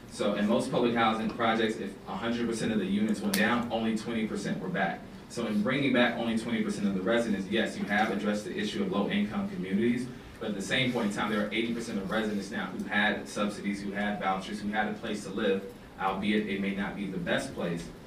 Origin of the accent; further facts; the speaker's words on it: Atlanta, Georgia, United States; I grew up in Atlanta. I grew up in East Atlanta, specifically Decatur